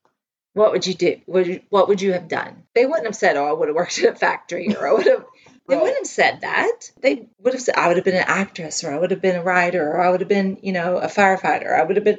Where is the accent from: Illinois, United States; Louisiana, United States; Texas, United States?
Texas, United States; accent: twangy; I'm a Texan and a Southerner at heart